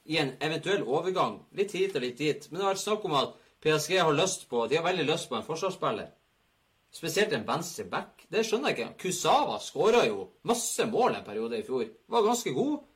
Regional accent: England, United Kingdom; Norwegian is a second language; Puff, jeg kommer fra England, da vet du hva.

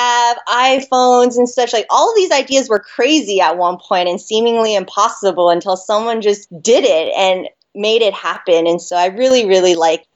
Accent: Las Vegas, Nevada, United States; also born or lived in Hawaii; I was born in Hawaii and then grew up in Vegas

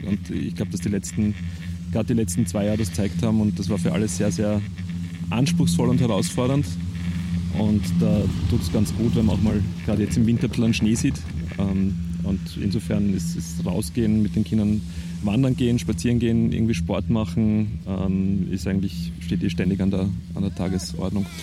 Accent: Perchtoldsdorf, Lower Austria, Austria; moved away as an adult; weil es meine Heimat war

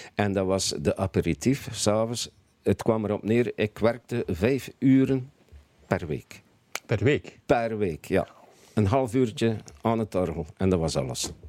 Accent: Bruges, Flanders, Belgium; moved away as an adult; now in Belgian coast, Belgium; geboren en getogen in Brugge.

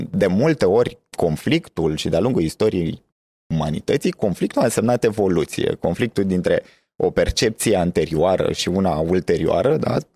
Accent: Moldavia, Romania; Uh, sunt Gen Z, sunt uh, român, sunt moldovean.

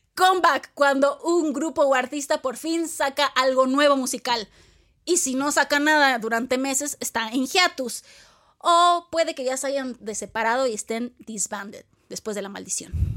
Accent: Mexico; los mexicanos y latinos adoptamos

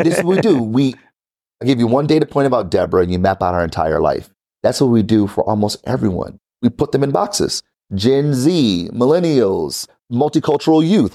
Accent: Detroit, Michigan, United States; I'm from Detroit, born and raised.

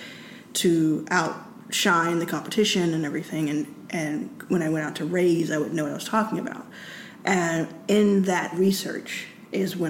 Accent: Texas, United States; I grew up in Texas

